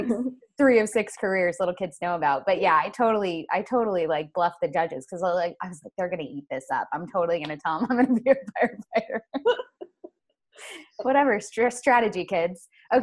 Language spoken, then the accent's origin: English; Florida, United States; I'm from Florida, Julie.